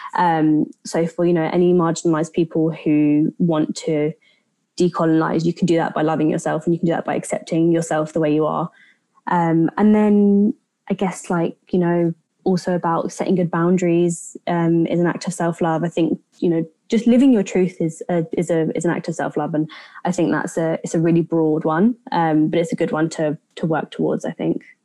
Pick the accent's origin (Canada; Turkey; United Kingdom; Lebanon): United Kingdom; my grandparents came to the UK in the 60s. Um, so my parents were born here and I was born here, but so I'm, I'm British by, you know, nationality